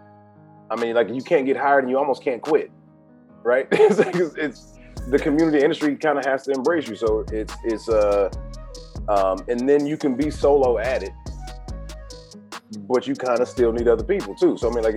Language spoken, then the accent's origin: English; Atlanta, Georgia, United States; also born or lived in Savannah / Miami / New Orleans / Dallas; now in Los Angeles, United States; then I'm from Atlanta, live in Savannah, Miami, New Orleans, Dallas, San Francisco, and now LA.